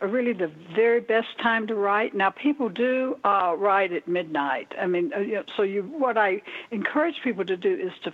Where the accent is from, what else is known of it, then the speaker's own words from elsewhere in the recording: the South, United States; moved away; also born or lived in Florida / Minneapolis, Minnesota; I'm originally from the South. I don't know if you hear a little slur in the way I talk, but I'm originally from the South.